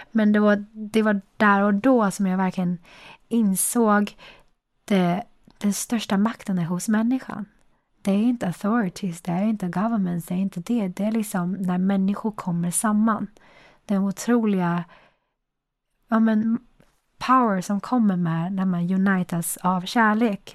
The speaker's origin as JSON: {"language": "Swedish", "country": "China", "tie": "born or raised there", "moved": "yes", "lives_now": "Sweden", "said": "där jag kommer ifrån"}